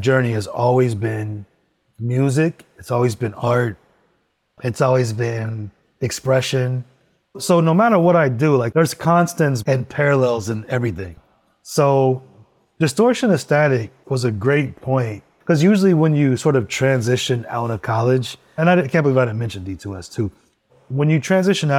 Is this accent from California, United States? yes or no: yes; Los Angeles, California, United States; moved away as an adult; also born or lived in San Francisco; I moved to LA in 2015, back to my hometown